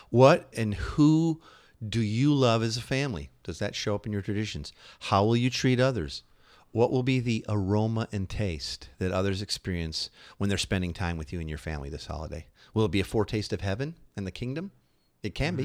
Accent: Midwest, United States; we're from the Midwest

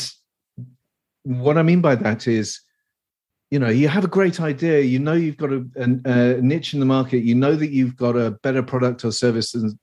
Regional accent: England, United Kingdom; accent: posh; Obviously, I'm English. I'm from the United Kingdom. I live in the UK mostly

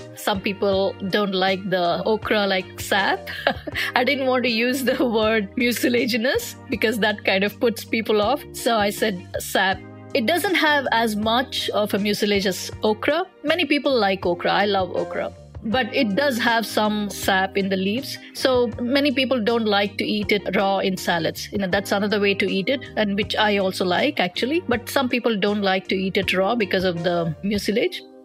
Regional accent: India; now in Washington, D.C., United States; I grew up in India, so my mother used to cook

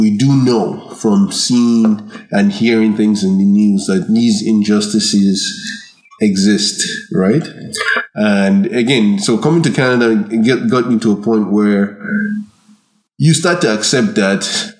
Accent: Ireland; Growing up in Ireland, there was a feeling amongst the immigrant population

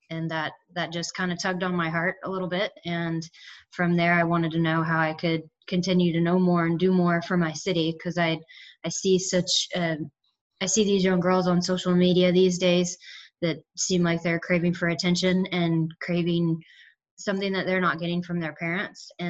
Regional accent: Atlanta, Georgia, United States; I'm an Atlanta native

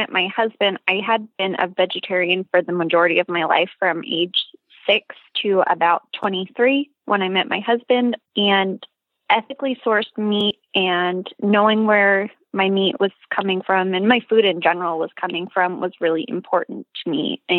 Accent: New Jersey, United States; moved away as an adult; also born or lived in Washington, D.C. / Maryland / North Carolina; now in Oklahoma, United States; I have a small family farm in central Oklahoma, but I'm originally from New Jersey

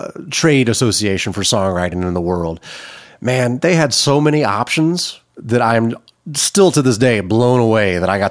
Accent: Hendersonville, Tennessee, United States; I'm from Middle Tennessee. I grew up in Hendersonville, went to school at Beach High School

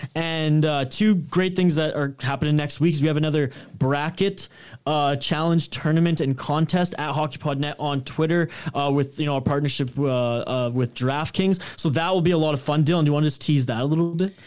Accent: Canada

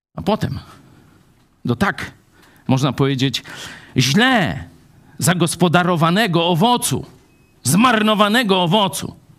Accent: Lublin Voivodeship, Poland; u nas w Lubelszczyźnie

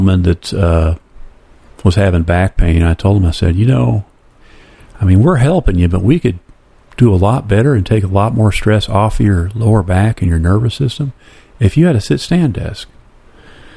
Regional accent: Flint, Michigan, United States; I grew up in Flint

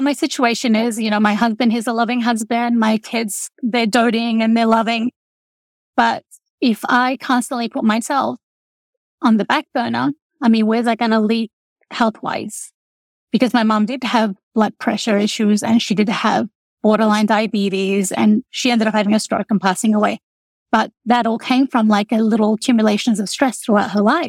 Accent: Australia; moved away as an adult; also born or lived in Lebanon; now in Texas, United States; I grew up in Australia. I am the youngest of eight children. My parents migrated from Lebanon

